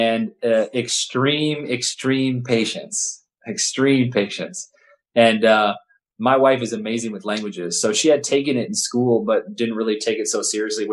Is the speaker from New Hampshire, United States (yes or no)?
no; Santa Barbara, California, United States; moved away as an adult; also born or lived in Houston, Texas; now in Le Mans, France; growing up in Santa Barbara, California